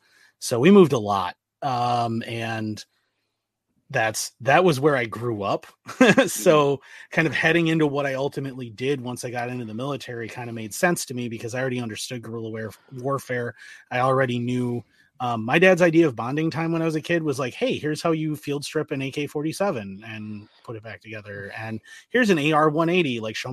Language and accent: English; Northern Ireland, United Kingdom; I grew up in Ireland, so during the Troubles.